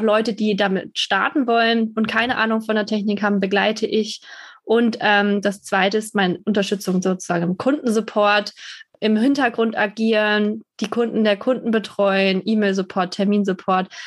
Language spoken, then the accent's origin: German; Germany; Deutschland wird immer meine Heimat bleiben